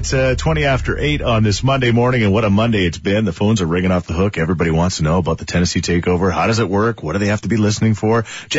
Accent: Edmonton, Alberta, Canada; I'm from Edmonton.

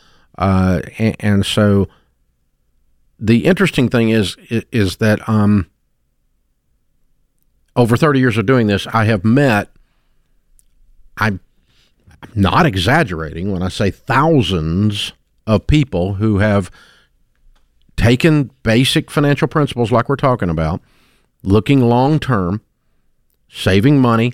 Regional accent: United States; accent: hillbilly; my hillbilly accent

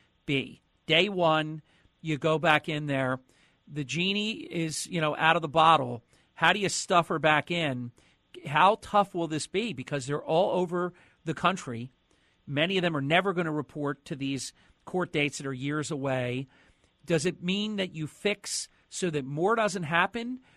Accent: Atlantic City, New Jersey, United States; my home city, my home state

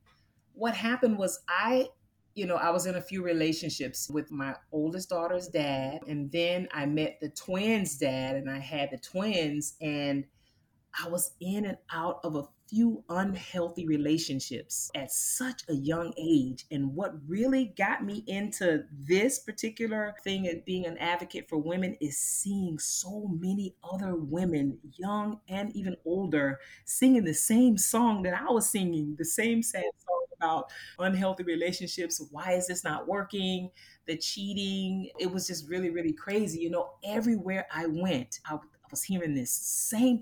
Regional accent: Immokalee, Florida, United States; I grew up in Florida. I'm a Floridian, and so I grew up in a little town called Immokalee, Florida

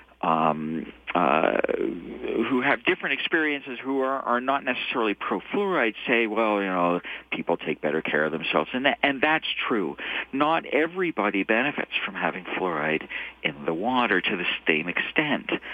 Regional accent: Toronto, Ontario, Canada; moved away as an adult; now in Calgary, Canada; I'm a Toronto boy originally. I grew up in Toronto.

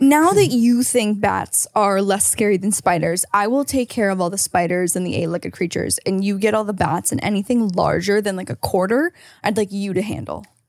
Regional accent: Canada; now in California, United States; as a Canadian

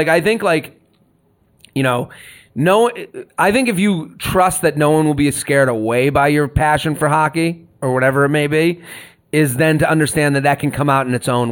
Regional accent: Boston, Massachusetts, United States; I'm from Boston. I like all the Boston teams.

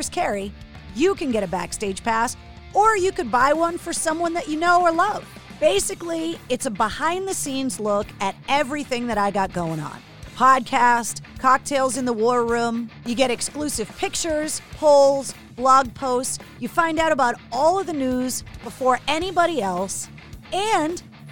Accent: Boston, Massachusetts, United States; accent: Boston; I can get rid of my accent when I really concentrate on it. But if I have a drink or two and then somebody pisses me off, I go full Boston

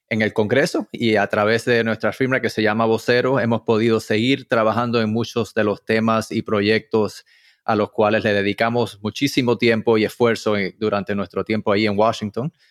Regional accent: Puerto Rico; now in Miami, United States; Cuando vine de Puerto Rico, yo soy de padres cubanos, mudado a Puerto Rico, después a Miami

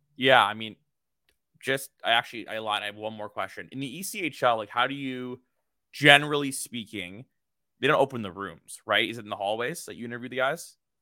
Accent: Canada; I'm from Canada

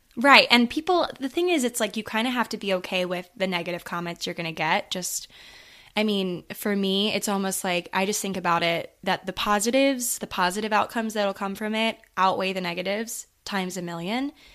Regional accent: Maryland, United States; moved away as an adult; now in New York City, United States; I'm currently in Maryland, so yeah, home, home

